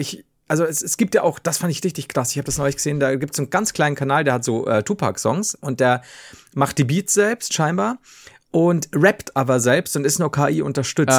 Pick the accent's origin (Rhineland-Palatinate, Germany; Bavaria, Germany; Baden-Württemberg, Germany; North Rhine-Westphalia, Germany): Bavaria, Germany; bei uns in Bayern